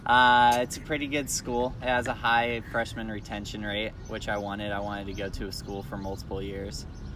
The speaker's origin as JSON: {"language": "English", "town": "Lacey", "region": "Washington", "country": "United States", "moved": "as an adult", "lives_now": "Tucson, United States", "said": "I'm from Lacey, Washington."}